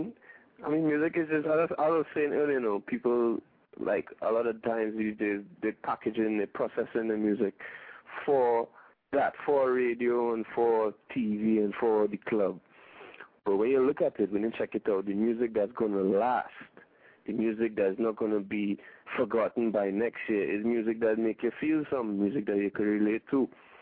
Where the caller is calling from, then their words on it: Trinidad & Tobago; I mean, I am calling from Trinidad, so.